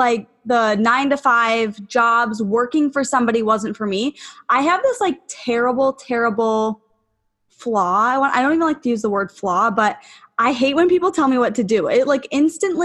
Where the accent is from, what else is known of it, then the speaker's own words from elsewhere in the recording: Buffalo, New York, United States; moved away as an adult; also born or lived in Atlanta; I'm from Buffalo, New York. I just moved back, actually. I was living in Atlanta